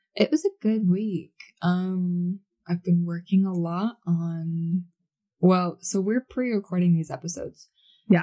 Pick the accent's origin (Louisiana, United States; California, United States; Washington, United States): Washington, United States; Seattle; moved away as an adult; now in Utah, United States; I'm from Washington, specifically like Seattle area